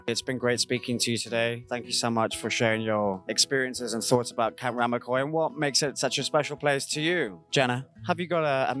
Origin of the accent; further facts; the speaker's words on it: United Kingdom; as a British guy